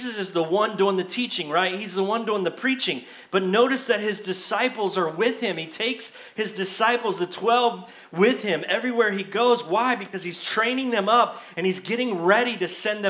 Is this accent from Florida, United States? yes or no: yes; Brandon, Florida, United States; my home church, the church I grew up in Brandon, Florida